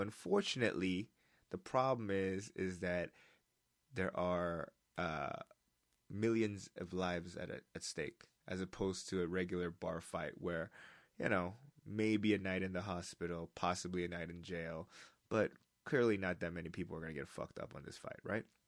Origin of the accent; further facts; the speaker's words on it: United States; moved away; I'm an American